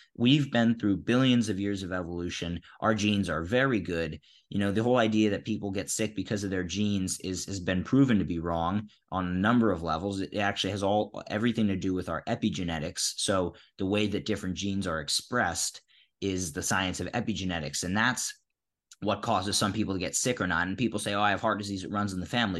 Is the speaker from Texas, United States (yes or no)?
no; Philadelphia, Pennsylvania, United States; I grew up in Philadelphia